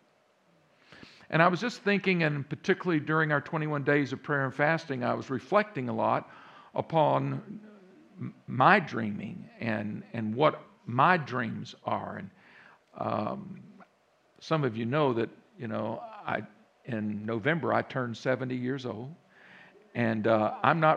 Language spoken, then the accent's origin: English; Central Texas, United States; accent: Texas; also born or lived in Round Rock, Texas; now in Virginia, United States; I grew up in Central Texas, And many of you hear that accent now in the background a little bit. Yeah, that's a Texas accent